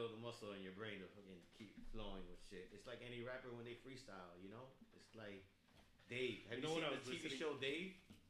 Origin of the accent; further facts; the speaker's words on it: Chicago, Illinois, United States; I don't need to, but I'm from Chicago. I'm from the west side of Chicago.